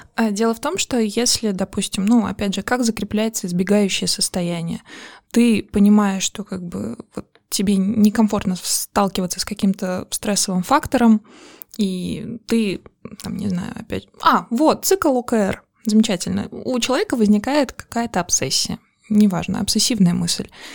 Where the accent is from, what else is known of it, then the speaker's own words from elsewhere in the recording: Azerbaijan; Я из Азербайджана